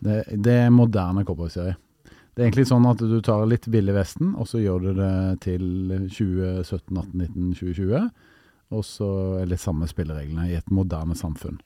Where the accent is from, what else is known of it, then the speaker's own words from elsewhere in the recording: Stavanger, Rogaland, Norway; moved away; min hjemby Stavanger